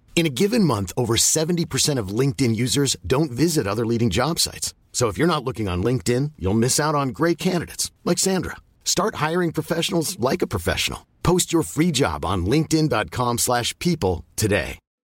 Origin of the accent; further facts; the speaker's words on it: England, United Kingdom; as English we say everything different to how the Americans would pronounce